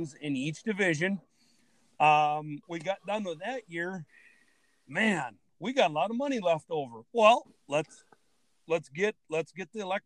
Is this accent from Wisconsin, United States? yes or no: yes; Ettrick, Wisconsin, United States; growing up in Ettrick